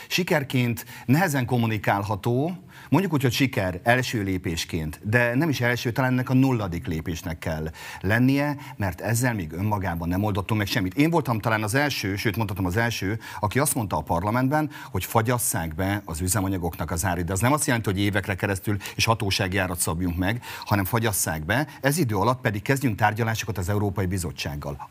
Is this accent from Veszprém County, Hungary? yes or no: no; Mátra area, Heves, Hungary; ahonnan jövök Heves megyéből, a Mátrai körzetben